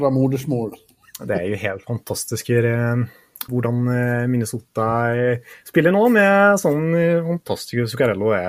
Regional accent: Norway; Bättre betyg än vad jag kommer från, från Norge kan jag säga.

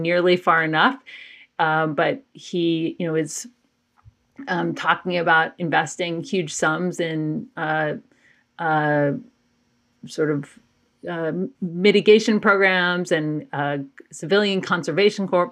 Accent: Athens, Georgia, United States; I grew up in Athens, Georgia

